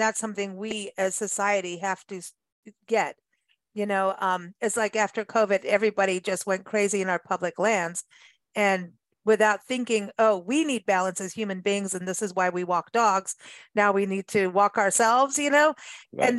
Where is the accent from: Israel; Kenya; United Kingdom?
Kenya; also born or lived in South Africa; I grew up in Africa, so yeah. Out in the bush in Kenya and South Africa, and my best nights were listening to hyenas and jackals.